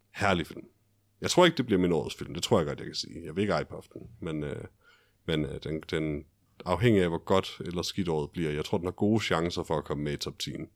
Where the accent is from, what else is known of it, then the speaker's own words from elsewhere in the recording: Denmark; jeg er en fjollet dansker